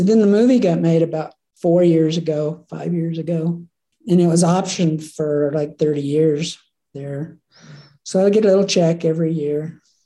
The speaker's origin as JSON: {"language": "English", "region": "Oklahoma", "country": "United States", "tie": "born or raised there", "moved": "as an adult", "lives_now": "Jackson, United States", "said": "Grew up in Oklahoma"}